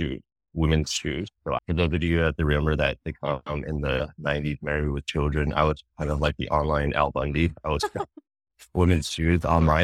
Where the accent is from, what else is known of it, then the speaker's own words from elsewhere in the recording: Los Angeles, California, United States; moved away; also born or lived in China; I was based in LA at the time, my hometown.